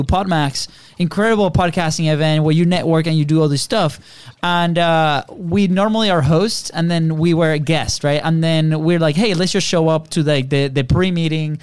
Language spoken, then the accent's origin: English; Venezuela; now in United States; We grew up in Venezuela in a third world country